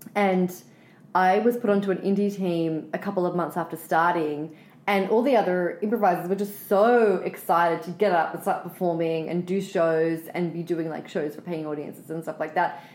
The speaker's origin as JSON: {"language": "English", "country": "Australia", "moved": "as an adult", "lives_now": "United States", "said": "we grow up being suckled on American pop culture because we don't make as much Australian content at home"}